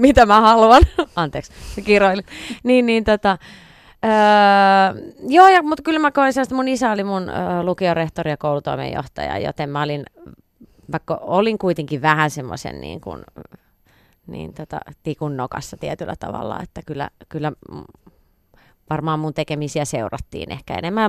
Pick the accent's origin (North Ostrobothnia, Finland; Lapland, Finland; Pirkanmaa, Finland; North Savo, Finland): Pirkanmaa, Finland; Viiala; moved away as an adult; now in Helsinki, Finland; lapsuuden ystävät, jotka, joita mullakin on niin tota, vielä oikein kourallinen viialasta